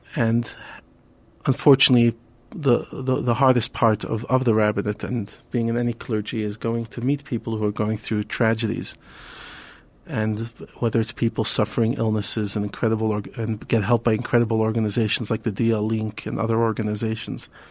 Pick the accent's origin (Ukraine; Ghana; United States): United States; New York City, New York; now in Johannesburg, South Africa; We grew up together in Brooklyn